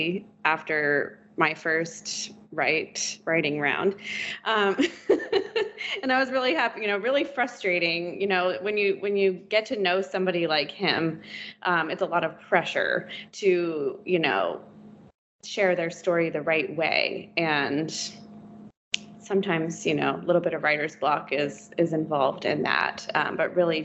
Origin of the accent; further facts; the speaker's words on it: Virginia, United States; Growing up in Virginia, my entire childhood, he was our senator